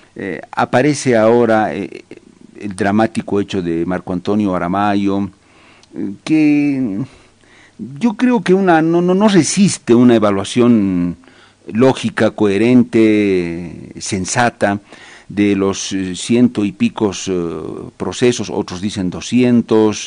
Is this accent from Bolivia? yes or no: yes; Bolivia